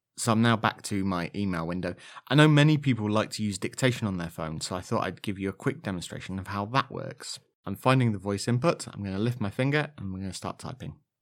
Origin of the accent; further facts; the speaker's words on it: Leicestershire, East Midlands, United Kingdom; accent: slightly Leicestershire; my slightly Leicestershire accent